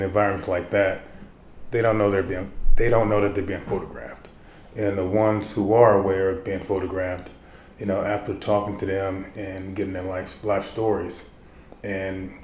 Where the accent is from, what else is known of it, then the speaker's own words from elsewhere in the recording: Baltimore, Maryland, United States; Growing up in Baltimore, I grew up maybe about 10 blocks from Freddie Gray